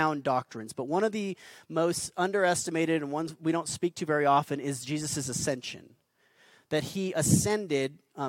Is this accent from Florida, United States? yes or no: no; Albuquerque, New Mexico, United States; I'm a desert kid. I grew up here in Albuquerque